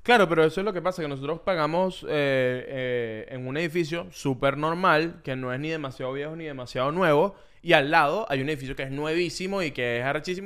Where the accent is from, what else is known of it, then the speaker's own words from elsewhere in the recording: Ocumare del Tuy, Miranda, Venezuela; moved away as an adult; also born or lived in Caracas / Bogotá, Colombia; now in Miami, United States; yo soy de Okumare del Tuy